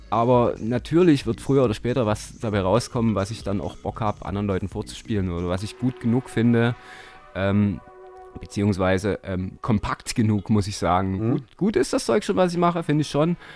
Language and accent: German; Dresden, Saxony, Germany; Ich bin Dresdner, ja. Holgewitzer.